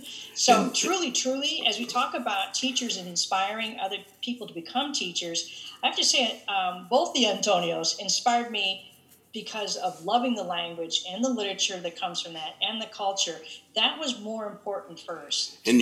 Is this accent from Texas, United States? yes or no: no; Shaker Heights, Ohio, United States; also born or lived in Massachusetts; So I lived in Shaker Heights, went to school there for junior high and high school, graduated in 1979.